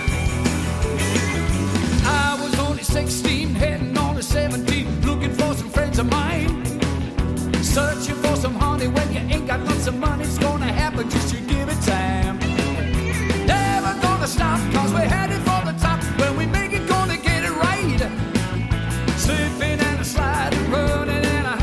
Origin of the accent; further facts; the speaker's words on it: United States; I'm coming from America.